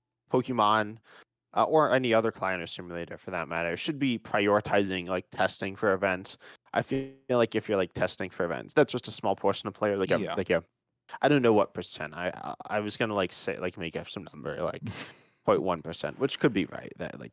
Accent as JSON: {"language": "English", "country": "United States", "said": "We're both American, so we both like really mainly know Americans."}